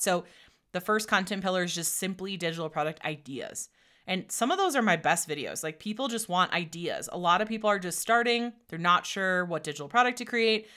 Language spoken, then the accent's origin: English; Door County, Wisconsin, United States; also born or lived in Menomonie, Wisconsin; I grew up in Door County, Wisconsin